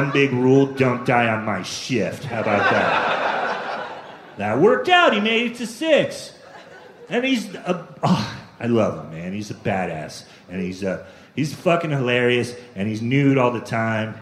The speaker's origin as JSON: {"language": "English", "region": "California", "country": "United States", "tie": "born or raised there", "also_born_or_lived": "Sacramento", "said": "I grew up in California"}